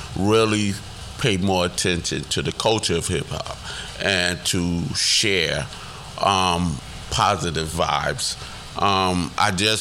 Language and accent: English; New York City, New York, United States; I'm from the Bronx